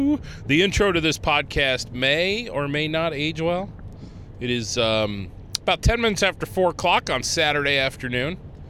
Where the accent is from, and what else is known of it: Ohio, United States; born or raised there; moved away